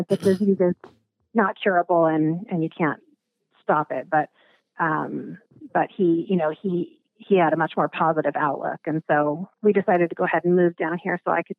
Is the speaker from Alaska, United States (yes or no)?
yes; Alaska, United States; moved away as an adult; now in Arizona, United States; I was born and raised in Alaska